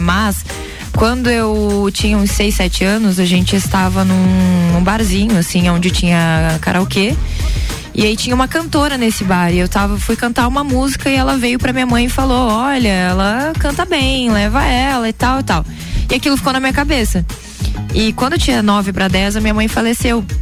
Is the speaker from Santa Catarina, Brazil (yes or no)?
yes; Lages, Santa Catarina, Brazil; Daqui mesmo, Lagiana. Lagianíssima.